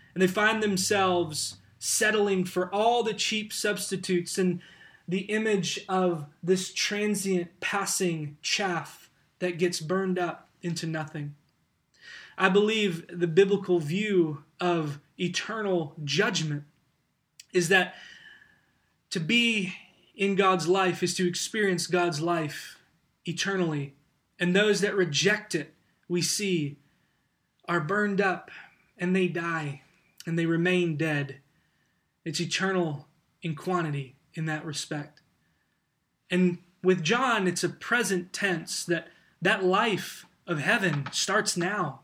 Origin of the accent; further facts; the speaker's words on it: United States; as American Christians